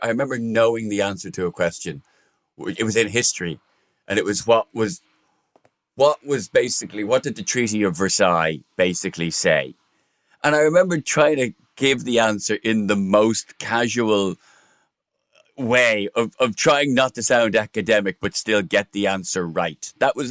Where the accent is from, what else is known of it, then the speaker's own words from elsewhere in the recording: Ireland; now in England; I was from Broadmeadow.